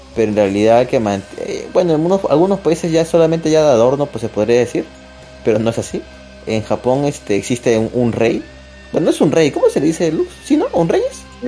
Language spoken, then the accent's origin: Spanish; Peru; somos peruanos